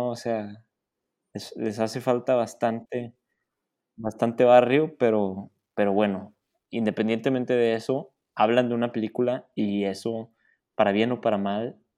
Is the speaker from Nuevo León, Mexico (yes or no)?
yes; Monterrey, Nuevo León, Mexico; nuestra amada ciudad de Monterrey